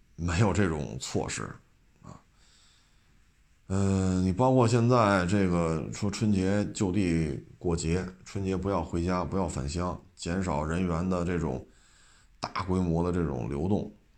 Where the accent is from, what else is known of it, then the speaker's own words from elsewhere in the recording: Beijing, China; 我这生在这儿，长在这儿